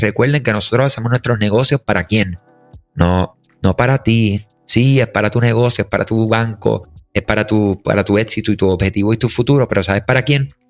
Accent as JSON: {"language": "Spanish", "country": "Puerto Rico", "said": "somos de Puerto Rico"}